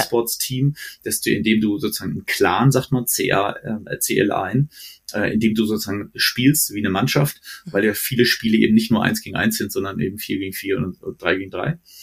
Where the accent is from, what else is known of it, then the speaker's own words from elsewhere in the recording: Frankfurt, Hesse, Germany; also born or lived in Stuttgart / Herzogenaurach; now in Munich, Germany; ich bin Frankfurter Jung, also in Hesse, äh, äh, war danach in Schwabe, in Stuttgart